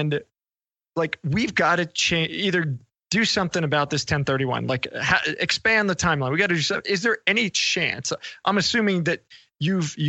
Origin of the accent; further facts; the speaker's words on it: New York, United States; I grew up in New York